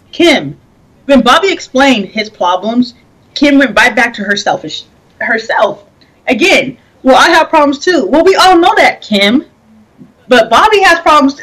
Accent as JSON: {"language": "English", "region": "Washington", "country": "United States", "tie": "born or raised there", "said": "I'm born and raised in Washington State"}